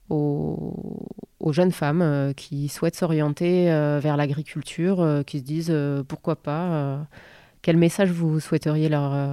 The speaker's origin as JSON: {"language": "French", "area": "Lot", "region": "Occitania", "country": "France", "tie": "born or raised there", "said": "je suis née à donc je suis originaire du Lot."}